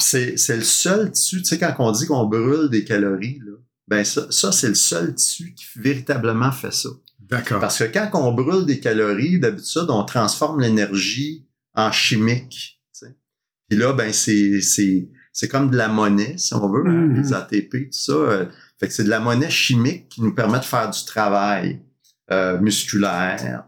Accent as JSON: {"language": "French", "town": "Montreal", "region": "Quebec", "country": "Canada", "tie": "born or raised there", "also_born_or_lived": "Sherbrooke", "moved": "as an adult", "said": "j'ai grandi à Montréal, dans l'est de Montréal"}